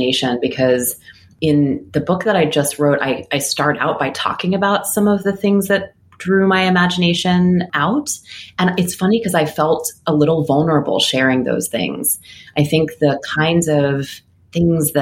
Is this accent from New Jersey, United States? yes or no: no; Philadelphia, Pennsylvania, United States; I grew up in Philly, and I had a really wonderful experience growing up there as a kid. I lived in a neighborhood called Mount Airy